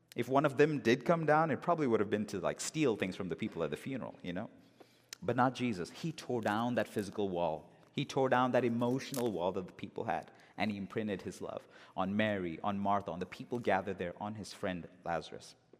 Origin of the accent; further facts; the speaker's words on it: Bangalore, Karnataka, India; moved away; in my hometown in India, in Bangalore